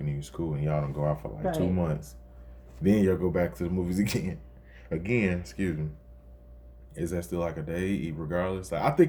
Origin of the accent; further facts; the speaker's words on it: Chicago, Illinois, United States; accent: Chicago; Indiana started fusing into my Chicago accent